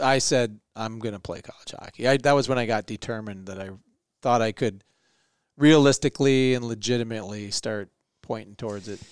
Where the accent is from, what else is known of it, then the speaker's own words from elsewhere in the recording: Minneapolis, Minnesota, United States; We went to school on the north side